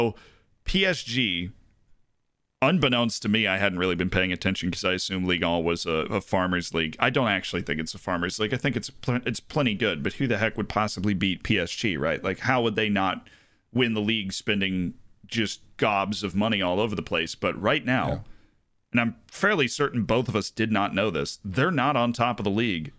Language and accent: English; United States; I'm too American for my own good.